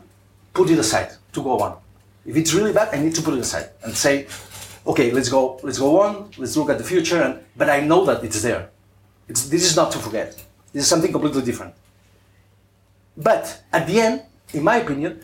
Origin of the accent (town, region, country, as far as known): Spain